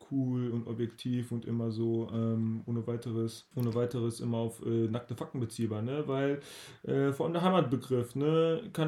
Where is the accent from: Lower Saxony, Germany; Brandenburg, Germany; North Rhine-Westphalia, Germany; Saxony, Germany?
North Rhine-Westphalia, Germany; Bottrop; moved away as an adult; also born or lived in Münster; Bottrop, äh, damit habe ich halt eine emotionale Verbindung. Ne? Die Stadt, ich kenne die Stadt. Ich kenne die Leute der Stadt. Ich bin hier aufgewachsen. Ich habe die Stadt im Wandel erlebt. Ne? Ich bin in der Stadt aufgewachsen. Die Stadt ist um mich herum gewachsen.